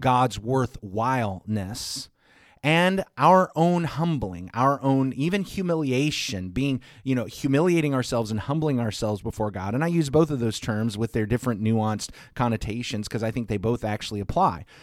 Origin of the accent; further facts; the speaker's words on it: the South, United States; I'm solidly from the South